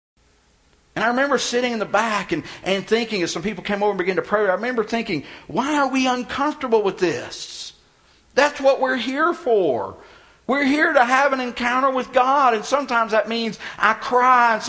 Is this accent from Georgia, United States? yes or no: no; Texas, United States; moved away; I'm from Texas